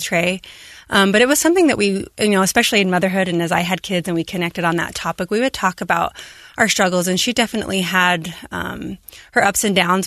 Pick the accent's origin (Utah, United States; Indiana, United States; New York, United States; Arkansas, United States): Utah, United States; Moroni; Abby and I both growing up in Stampede. I grew up in Moroni.